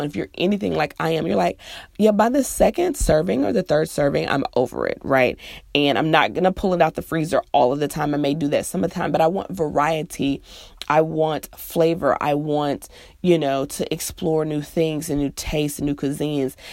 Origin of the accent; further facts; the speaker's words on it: Midwest, United States; now in the South, United States; I'm from the Midwest, it's pop, and I live in the South, so it's soda.